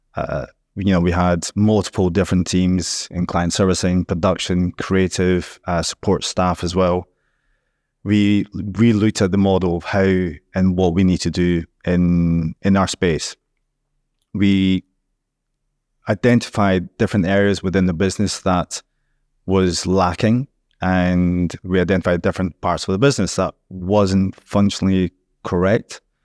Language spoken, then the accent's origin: English; Scotland, United Kingdom; now in Dubai, United Arab Emirates